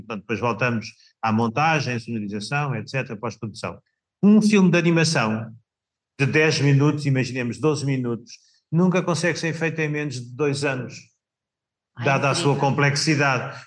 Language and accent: Portuguese; Samora Correia, Santarém District, Portugal; na minha terra natal, Samora Correia